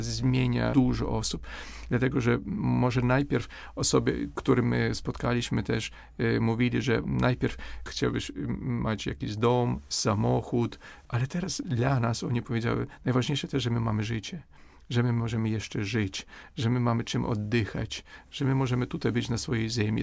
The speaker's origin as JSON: {"language": "Polish", "country": "Ukraine", "second_language": "Polish", "said": "my odczuwamy jako Ukraińcy"}